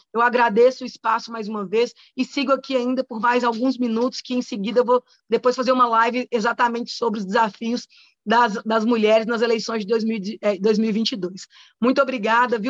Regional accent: Contagem, Minas Gerais, Brazil; sou moradora de Contagem desde que nasci

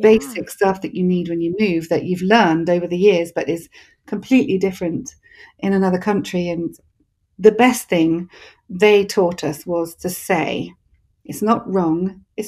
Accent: England, United Kingdom; accent: English; now in Texas, United States

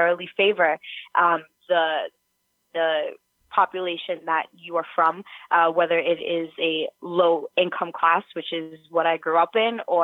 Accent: New York City, New York, United States; I'm from New York City and from Manhattan, from the city, grew up there

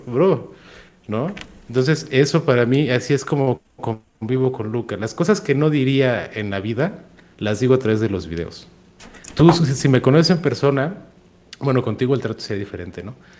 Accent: Monterrey, Nuevo León, Mexico; moved away; also born or lived in central Mexico; nací en Monterrey, pero vivo, vivo en la zona centro del país

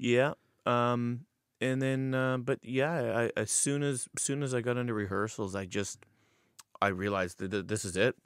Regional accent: Paris, Ontario, Canada; born and raised in Paris

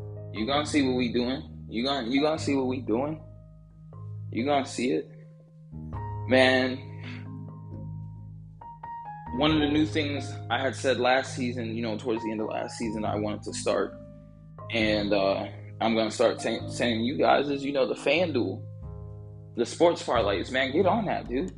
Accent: Georgia, United States; I'm from Georgia

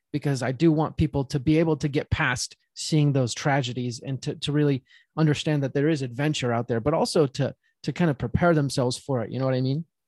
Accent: Utah, United States; I'm from Utah

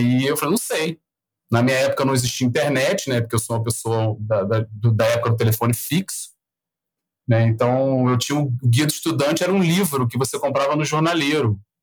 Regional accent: Rio de Janeiro, Brazil; accent: carioca; eu sou carioca, então o, você não precisava falar buenas, porque vocês já vão ouvir um chiado aqui até dizer chega. É, é, sou nascido no Rio, criado no Rio

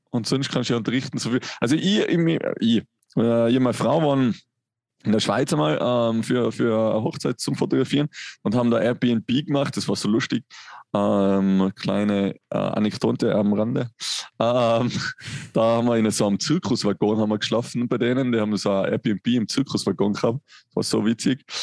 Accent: Tyrol, Austria; Da, da, da kommst du, glaube ich, gar nicht aus als Tiroler.

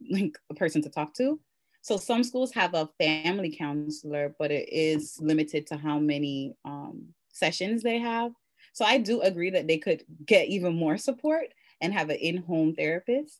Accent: Jamaica; I'm Jamaican

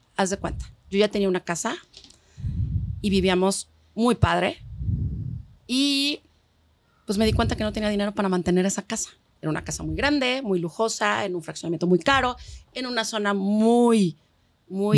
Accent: Mexico; aquí en México, como buen país latino, no solo vive papá, mamá, hijos

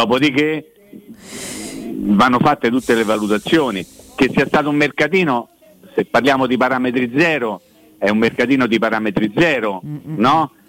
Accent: Rome, Lazio, Italy; now in Recanati, Italy; come si dice a Roma, essendo io romano

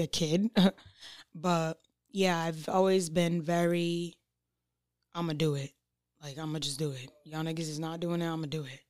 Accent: North Providence, Rhode Island, United States; also born or lived in Providence; raised in North Providence, but I was born in Providence.

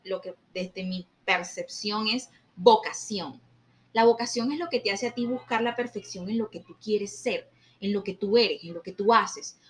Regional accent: Colombia; como colombianos

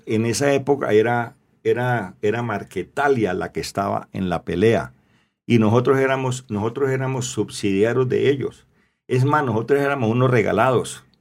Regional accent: Cali, Valle del Cauca, Colombia; also born or lived in La Unión, Valle del Cauca / Roldanillo / United States; me vengo de Cali a los 16 años, me regreso para, mm. me vengo para la Unión cuatro años

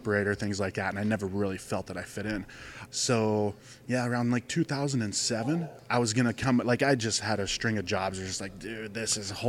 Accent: Youngstown, Ohio, United States; now in Arizona, United States; No, I'm from Ohio. So I grew up in Ohio. I grew up around like Youngstown, Ohio.

